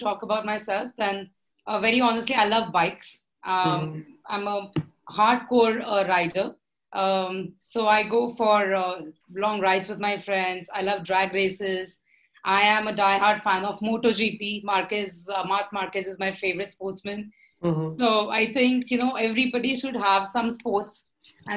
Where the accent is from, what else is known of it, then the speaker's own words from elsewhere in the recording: Pune, Maharashtra, India; I'm from Pune. My family and everybody, we always belong to this educational city.